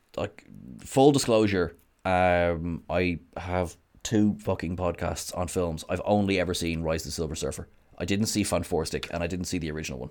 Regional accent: Ireland; I am Irish

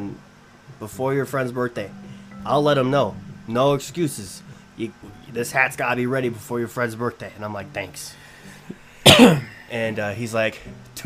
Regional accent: Iowa, United States; We're from Iowa.

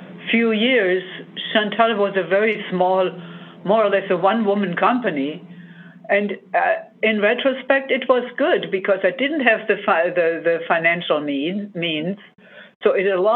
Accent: Germany; moved away as an adult; now in United States; I grew up in Germany

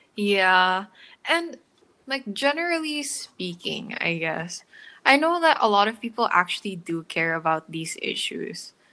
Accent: Philippines; I live in the Philippines. I've lived here like all my life.

